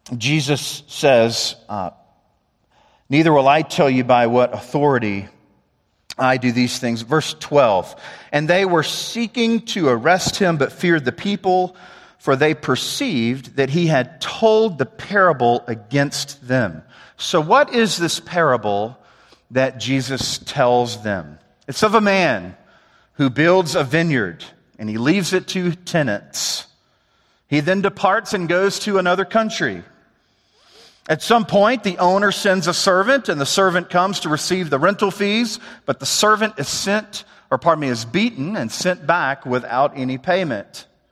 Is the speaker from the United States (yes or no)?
yes; the South, United States; I'm from the South